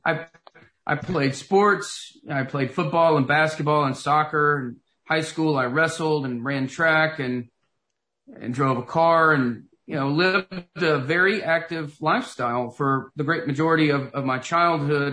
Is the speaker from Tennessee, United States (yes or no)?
yes; Knoxville, Tennessee, United States; moved away as an adult; I grew up in Knoxville, Tennessee, and lived there for the first 25 years of my life